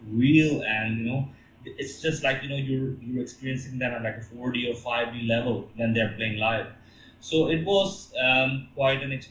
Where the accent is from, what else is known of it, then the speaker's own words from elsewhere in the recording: Pakistan; moved away as an adult; also born or lived in Canada; go back to Pakistan